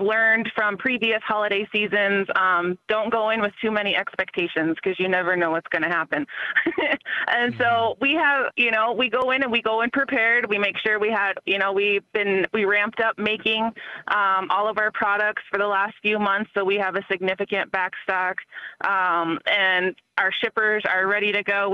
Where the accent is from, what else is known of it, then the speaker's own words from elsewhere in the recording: Milks Camp, South Dakota, United States; moved away; also born or lived in Mankato, Minnesota; I come from Milk's Camp, South Dakota, which is like 6 hours away